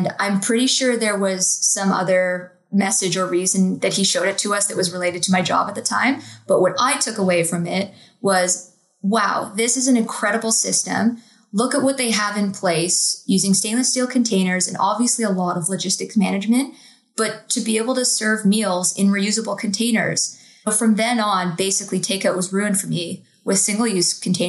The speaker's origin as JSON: {"language": "English", "town": "Toronto", "region": "Ontario", "country": "Canada", "tie": "born or raised there", "said": "Growing up in Toronto"}